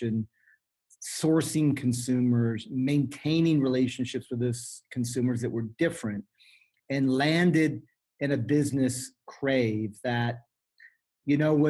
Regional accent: Sonoma Valley, California, United States; I was raised here in the Sonoma Valley as a part of the Sebastiani wine growing family.

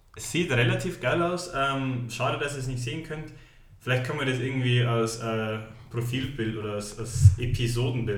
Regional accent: Munich, Bavaria, Germany; also born or lived in Stockholm; ich bin geboren, aufgewachsen, in die Schule gegangen in München

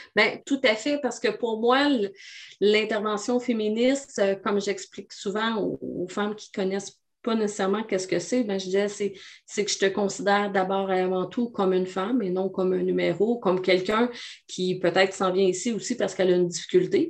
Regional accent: Abitibi-Témiscamingue, Quebec, Canada; je suis originaire de la BTB. Je suis une femme de région avec un vocabulaire de région

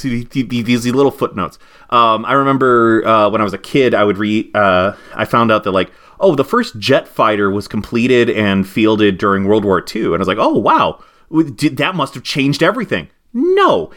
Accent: United States; as an American

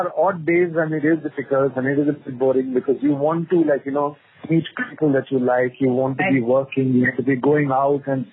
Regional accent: Bangalore, Karnataka, India; moved away as an adult; also born or lived in Coorg; now in Mumbai, India; I was born and raised in Bangalore

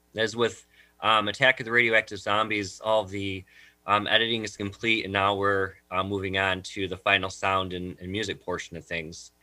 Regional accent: Jamestown, New York, United States; I'm actually originally from the Jamestown, New York area

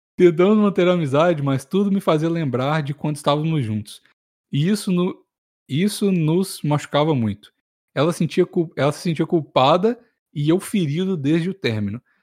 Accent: Minas Gerais, Brazil

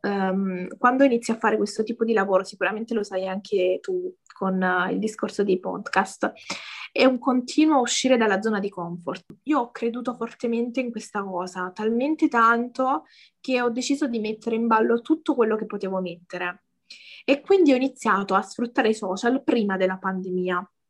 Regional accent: a small village in the province of Lecce, Apulia, Italy; Vengo da, da, da Lecce, in realtà da un, paes- da un paesino proprio piccolo piccolo in provincia

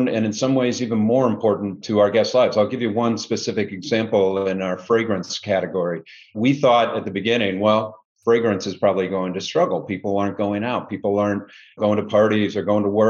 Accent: Indianapolis, Indiana, United States; also born or lived in Cincinnati; now in Chicago, United States; I'm from originally Indianapolis, so not too far from here. Grew up in the Midwest

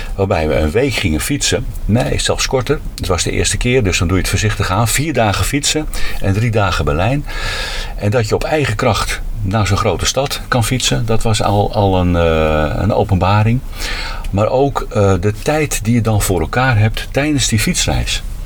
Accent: Huizen, North Holland, Netherlands; now in Zwolle, Netherlands; Oorspronkelijk ben ik opgegroeid in Huizen. Daar ben ik ook geboren.

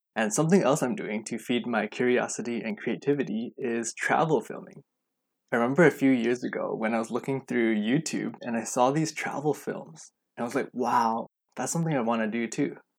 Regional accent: Vancouver, British Columbia, Canada; I was born and raised right here in Vancouver, B C, and I've lived here all my life

